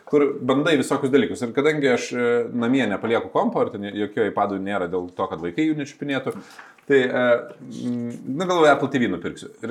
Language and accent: Lithuanian; Lithuania; mes užaugom tarybinį Lietuvoje.